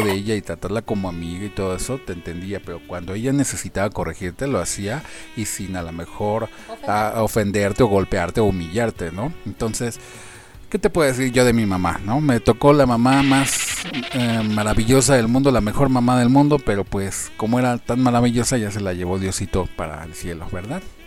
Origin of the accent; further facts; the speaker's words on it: Mexico; los, los mexicanos